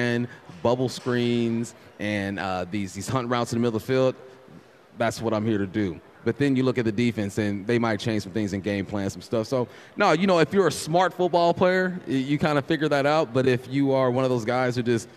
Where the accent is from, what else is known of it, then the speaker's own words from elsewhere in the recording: California, United States; I'm from California